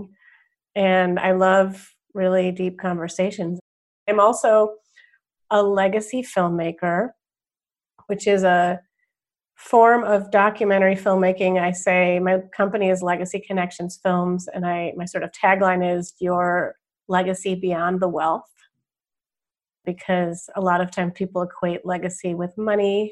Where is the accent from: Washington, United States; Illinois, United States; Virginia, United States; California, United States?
Illinois, United States; Wilmette; also born or lived in Evanston, Illinois; I was born in Evanston, Illinois, northwestern town, and moved to Wilmette, Illinois when I was 5